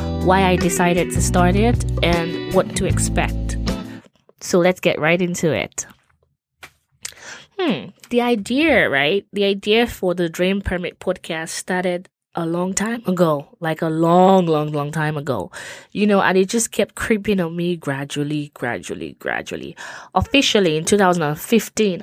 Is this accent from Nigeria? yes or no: yes; Nigeria; now in United States; I'm from Nigeria, but currently reside in the US with my family